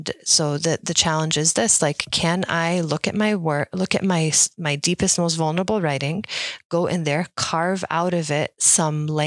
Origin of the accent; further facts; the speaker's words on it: Dearborn, Michigan, United States; as an Arab woman growing up in Dearborn